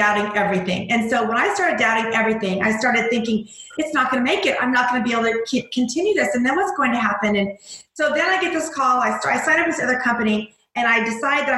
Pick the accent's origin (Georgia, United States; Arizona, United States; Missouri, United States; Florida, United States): Missouri, United States; I'm a mom from Missouri